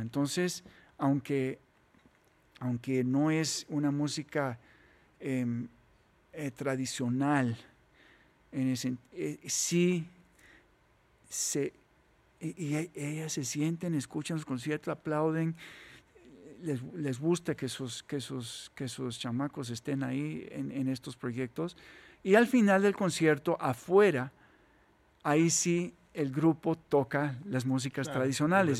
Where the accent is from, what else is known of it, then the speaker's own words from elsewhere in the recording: Costa Rica; somos ticos